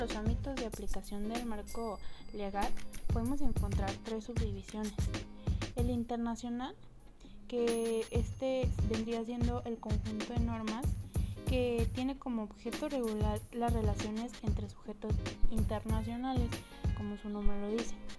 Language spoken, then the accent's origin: Spanish; Mexico; como mexicanos